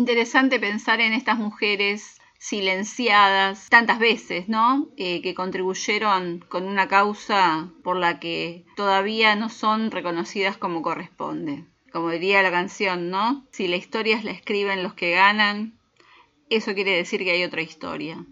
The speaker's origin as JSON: {"language": "Spanish", "country": "Argentina", "said": "nuestro querido país Argentina"}